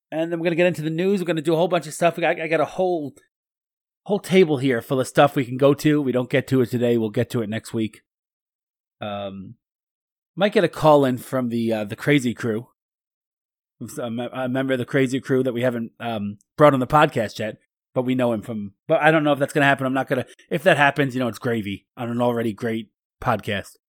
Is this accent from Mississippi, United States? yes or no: no; Kentucky, United States; I'm from Kentucky. I'm a, I'm a Kentucky weasel.